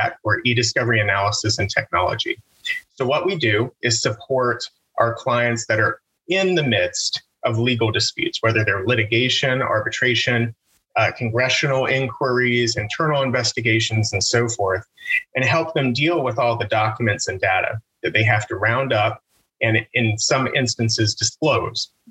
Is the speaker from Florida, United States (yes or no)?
no; Southern West Virginia, United States; moved away as an adult; now in Pittsburgh, United States; growing up in Southern West Virginia